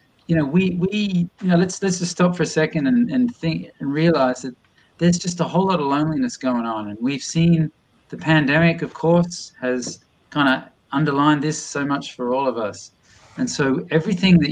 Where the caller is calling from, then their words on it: Boston, Massachusetts, United States; I'm ringing in from Boston, MA right now